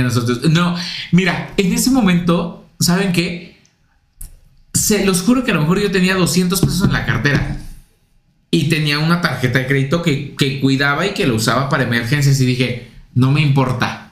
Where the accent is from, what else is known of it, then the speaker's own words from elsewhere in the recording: Puebla, Mexico; moved away as an adult; now in Mexico City, Mexico; yo vengo de Puebla